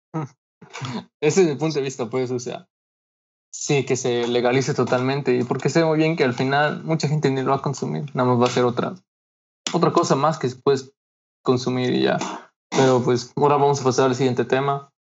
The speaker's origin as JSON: {"language": "Spanish", "country": "Mexico", "said": "somos mexicanos"}